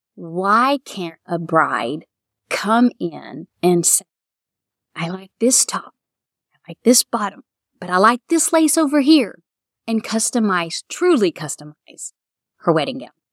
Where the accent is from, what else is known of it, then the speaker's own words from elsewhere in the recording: Florida, United States; moved away as an adult; also born or lived in Kentucky; now in Mount Sterling, United States; I was from Florida